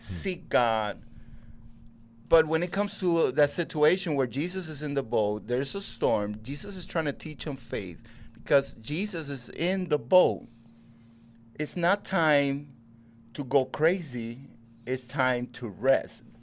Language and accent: English; Puerto Rico; moved away as an adult; also born or lived in Chicago; I was raised in Puerto Rico